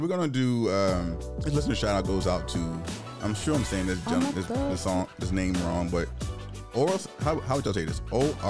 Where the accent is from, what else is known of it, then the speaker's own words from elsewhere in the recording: Virginia, United States; my home state of Virginia.